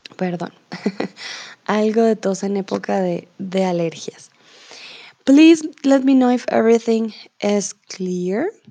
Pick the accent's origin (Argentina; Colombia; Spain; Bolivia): Colombia; also born or lived in Mexico; now in Germany; yo soy de Colombia, vivo comúnmente en Alemania y ahora estoy en México